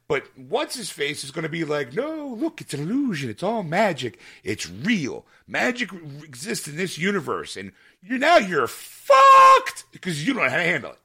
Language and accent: English; Philadelphia, Pennsylvania, United States; born or raised there